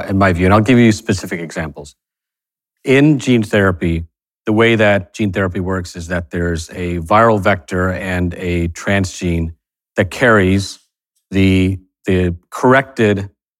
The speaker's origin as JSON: {"language": "English", "town": "Fort Worth", "region": "Texas", "country": "United States", "tie": "born or raised there", "said": "You know, I grew up in Fort Worth, Texas."}